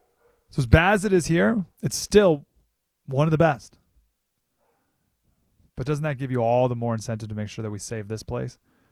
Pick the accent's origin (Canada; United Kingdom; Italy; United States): Canada; at least us in Canada. They have a football league. Right? We play hockey.